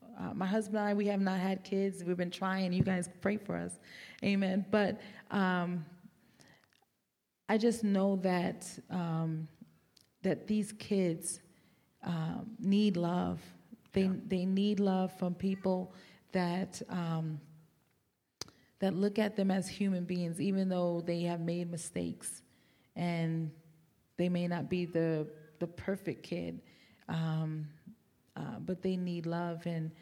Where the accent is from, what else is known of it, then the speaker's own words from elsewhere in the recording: New York, United States; accent: New York; And I'm from New York. You may have picked my accent up, but I've been here about 14 years now, so it's kind of hidden a little bit.